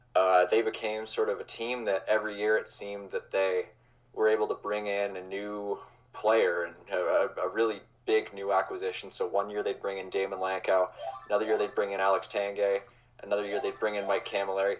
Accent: Calgary, Alberta, Canada; I grew up in Calgary

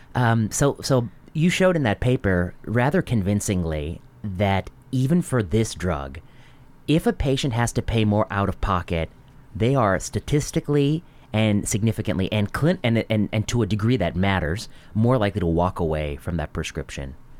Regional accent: Northwest Indiana, United States; I grew up in Northwest Indiana

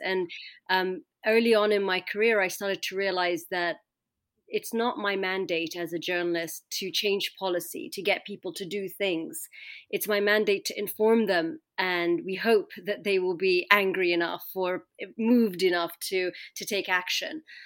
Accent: London, United Kingdom; I was growing up in London as, you know, uh, my Egyptian parents, I looked Egyptian

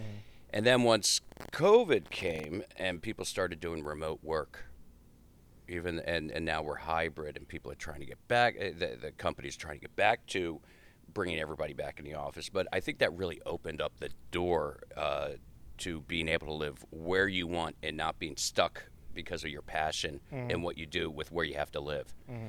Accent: D.C., District of Columbia, United States; moved away as an adult; also born or lived in Boston / New York; now in Los Angeles, United States; I grew up outside Washington, D.C.

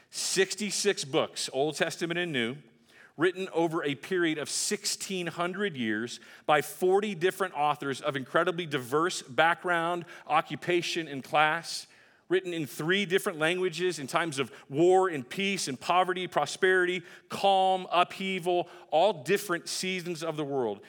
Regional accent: Texas, United States; my home state of Texas

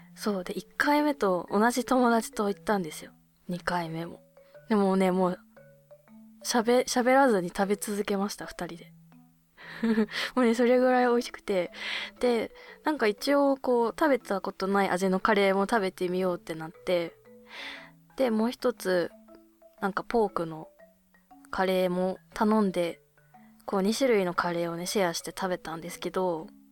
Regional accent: Abashiri, Hokkaido, Japan; now in Tokyo, Japan; 私の地元の網走

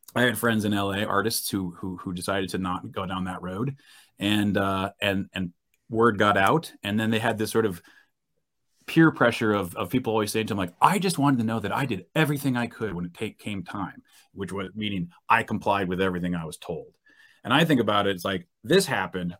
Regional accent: New Hampshire, United States; moved away as an adult; also born or lived in California; left California, got back to my home state of New Hampshire

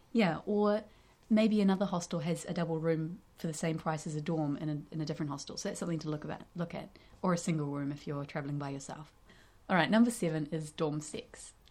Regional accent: North Island of New Zealand, New Zealand; we're from the North Island

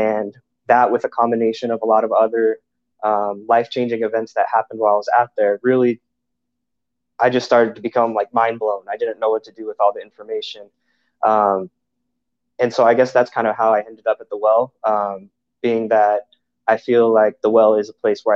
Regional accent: Orange County, Southern California, United States; now in Gilbert, United States; I grew up in Southern California in Orange County

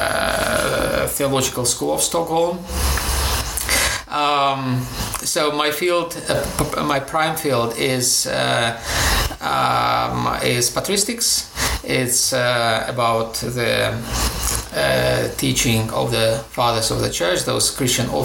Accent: Ukraine; moved away as an adult; also born or lived in Greece / Durham, United Kingdom / Moscow, Russia; So my background is Ukrainian. I was born in Ukraine. I'm a Ukrainian citizen, but I've been working for most of my time outside of Ukraine.

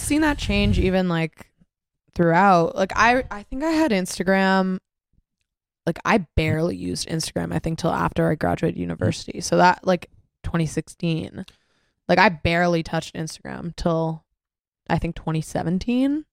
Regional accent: Mississauga, Ontario, Canada; also born or lived in Toronto; I'm from Mississauga. Didn't really know Toronto that well.

